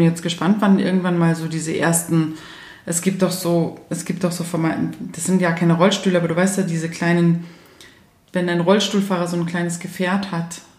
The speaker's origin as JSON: {"language": "German", "town": "Munich", "region": "Bavaria", "country": "Germany", "said": "ich selbst als Münchner"}